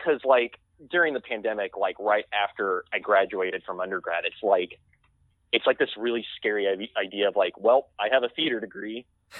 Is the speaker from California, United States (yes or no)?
no; Arkansas, United States; "Oh, I'm from Arkansas,"